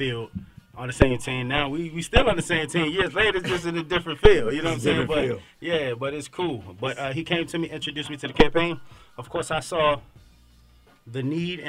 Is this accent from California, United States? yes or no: no; Maryland, United States; now in Atlanta, United States; I'm from Maryland